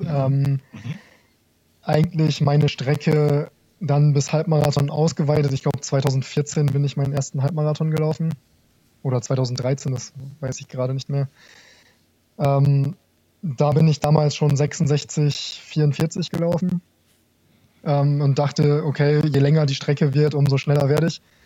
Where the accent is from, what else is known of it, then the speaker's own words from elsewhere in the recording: Garrel, Lower Saxony, Germany; moved away as an adult; now in Kassel, Germany; Ich komme ursprünglich aus dem Landkreis Kloppenburg. Der Ort heißt Garrel, kennt wahrscheinlich niemand.